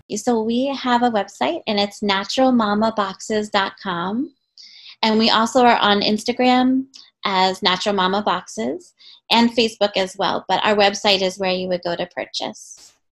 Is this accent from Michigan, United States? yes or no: no; right outside of Philadelphia, Pennsylvania, United States; I grew up right outside of Philly